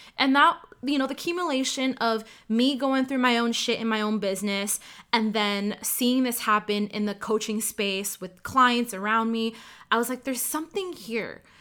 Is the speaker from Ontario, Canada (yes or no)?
yes; Ottawa, Ontario, Canada; first language Cantonese; English is a second language; I'm born and raised in Ottawa, Canada